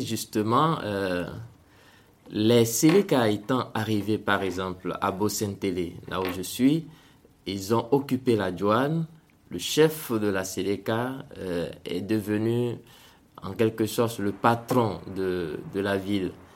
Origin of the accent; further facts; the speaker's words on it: Togo; moved away as an adult; now in Central African Republic; je suis né au Togo et j'ai, j'ai grandi au Togo jusqu'à avoir mon bac